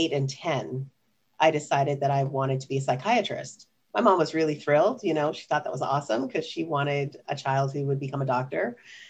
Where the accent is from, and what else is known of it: Ottawa, Ontario, Canada; born or raised there; also born or lived in Kingston, Jamaica